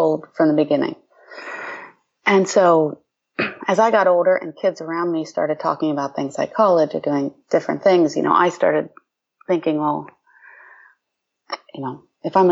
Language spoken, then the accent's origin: English; Ohio, United States; I grew up in Ohio